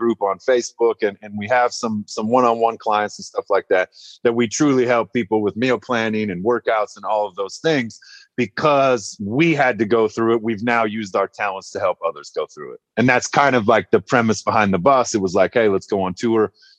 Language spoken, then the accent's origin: English; Nebraska, United States; also born or lived in Yankton, South Dakota; So I was born in Yankton, South Dakota in 1984. I'm 36 years old. I grew up most of my life in Nebraska, in a few different towns in Nebraska.